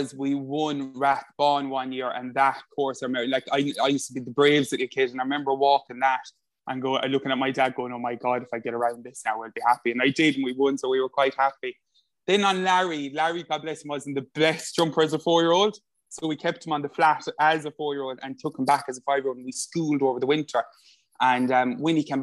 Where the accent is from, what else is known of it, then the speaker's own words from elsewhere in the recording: Limerick, Munster, Ireland; I'm 29 years of age and I come from Limerick.